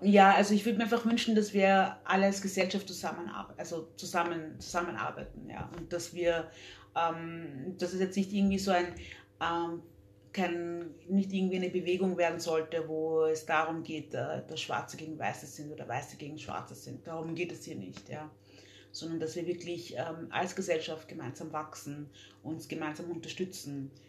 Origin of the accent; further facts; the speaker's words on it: Vienna, Austria; also born or lived in Democratic Republic of the Congo / London; ich bin mit drei gezogen. von der Demokratischen Republik mit meinen Eltern her, her also geflohen und dann hier haben wir uns hier angesiedelt. Ähm, für mich ist äh, Wien meine Heimat